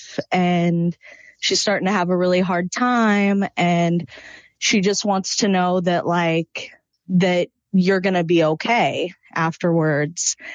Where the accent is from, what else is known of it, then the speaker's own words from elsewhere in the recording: Midwest, United States; I'm from the Midwest